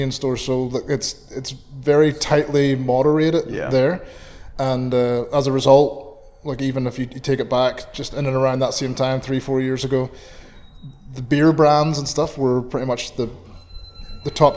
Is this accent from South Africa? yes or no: no; Belfast, Northern Ireland, United Kingdom; first language English; moved away as an adult; also born or lived in Atlanta, Georgia; now in Canada; having grown up in Belfast in the 80s during the height of the Troubles